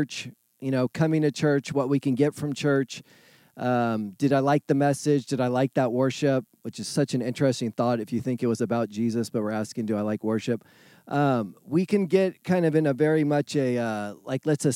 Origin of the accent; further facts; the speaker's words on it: California, United States; moved away; I'm from California